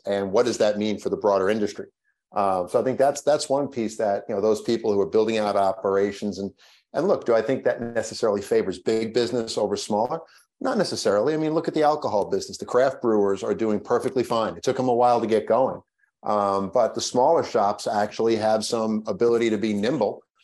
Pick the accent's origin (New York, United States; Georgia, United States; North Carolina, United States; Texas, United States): New York, United States; Long Island; I grew up on Long Island